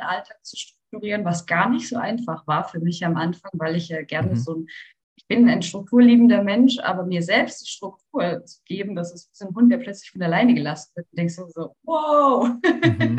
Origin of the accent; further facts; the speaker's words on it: Karlsruhe, Baden-Württemberg, Germany; wir kommen aus Karlsruhe